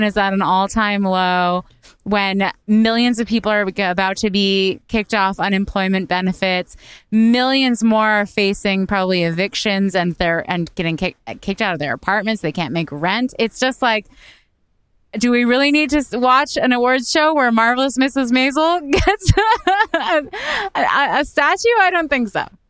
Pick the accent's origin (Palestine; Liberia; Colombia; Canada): Canada; now in United States; as a Canadian